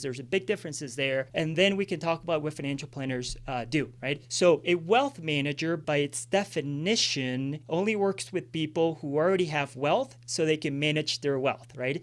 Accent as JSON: {"language": "English", "town": "Villavicencio", "region": "Meta", "country": "Colombia", "tie": "born or raised there", "moved": "yes", "said": "I grew up in Colombia when I was eighty, grew up in Villavicencio, uh, Los Llanos Orientales"}